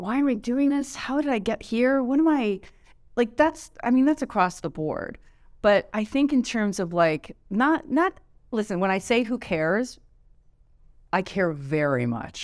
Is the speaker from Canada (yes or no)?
yes; Canada; I'm so Canadian